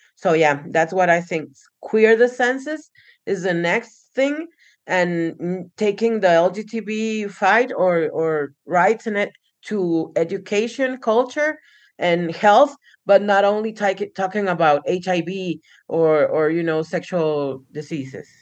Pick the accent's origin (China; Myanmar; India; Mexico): Mexico; Tijuana, Baja California; English is a second language; also born or lived in Barcelona, Spain; I was born in Barcelona, Spain. and I lived all my life in Tijuana since I was three months old